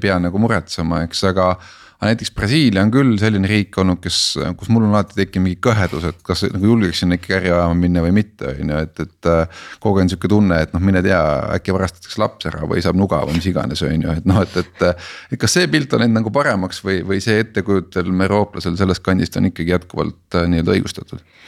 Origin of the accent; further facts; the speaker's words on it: Estonia; ma olen Eestist